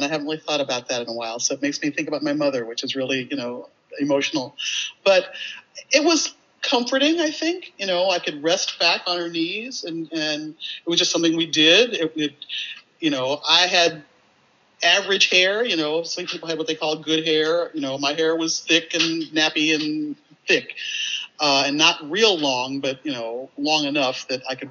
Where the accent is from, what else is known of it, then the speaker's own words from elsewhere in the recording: St. Louis, Missouri, United States; I was a little black girl growing up in St. Louis, you know, in the 1950s and 60s